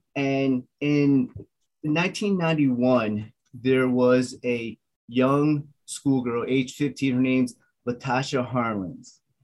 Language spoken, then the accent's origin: English; Delaware, United States; first language English; growing up in Delaware, I was one of the very few Asians